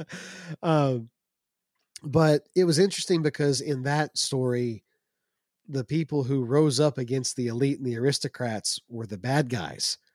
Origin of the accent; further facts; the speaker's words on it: United States; As an American